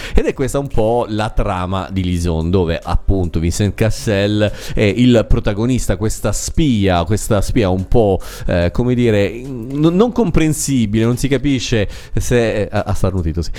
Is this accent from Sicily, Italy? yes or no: yes; Sicily, Italy; in Sicilia, da, dalle mie parti